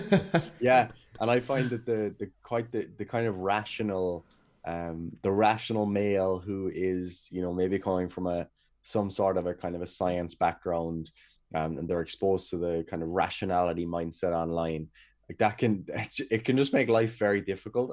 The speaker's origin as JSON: {"language": "English", "area": "Kerry", "region": "Munster", "country": "Ireland", "moved": "as an adult", "lives_now": "Cork, Ireland", "said": "I'm away from Kerry at the moment anyway. Um, I'm up in Cork"}